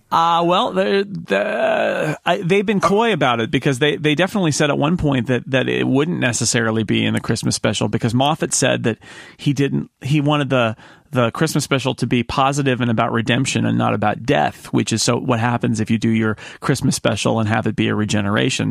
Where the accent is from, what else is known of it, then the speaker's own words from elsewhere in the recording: United States; as an American